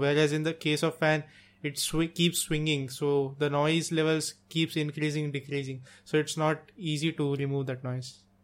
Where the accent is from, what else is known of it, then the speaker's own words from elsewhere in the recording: India; English is a second language; we live in India